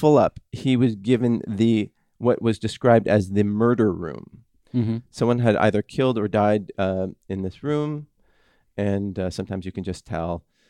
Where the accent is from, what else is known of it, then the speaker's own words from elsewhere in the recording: Minnesota, United States; now in California, United States; I did find it kind of odd when I moved to California and there was a smoking ban in bars where in my home state of Minnesota, they passed legislation shortly thereafter.